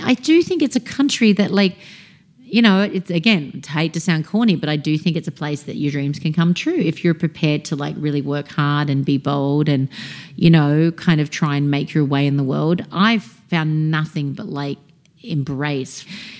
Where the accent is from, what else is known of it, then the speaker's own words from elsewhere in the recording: New South Wales, Australia; now in United States; their father is American, I'm Australian. We actually just bought an apartment back in Sydney that's being built right now